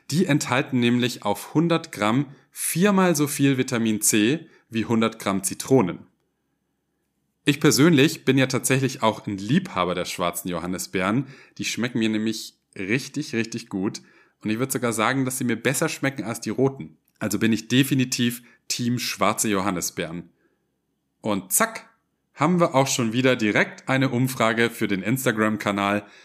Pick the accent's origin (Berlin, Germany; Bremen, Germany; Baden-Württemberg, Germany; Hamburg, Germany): Baden-Württemberg, Germany; Ulm; Aber tatsächlich komme ich aus dem Ländle, genauer gesagt aus Ulm, aus der Stadt mit dem höchsten Kirchturm der Welt.